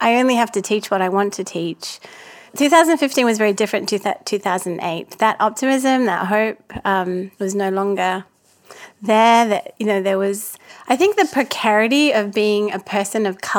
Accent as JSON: {"language": "English", "region": "Auckland", "country": "New Zealand", "tie": "born or raised there", "also_born_or_lived": "Perth", "said": "It's just not something that I was used to growing up in Auckland and Perth."}